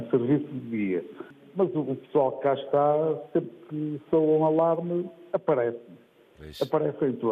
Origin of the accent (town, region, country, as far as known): Viana do Castelo, Portugal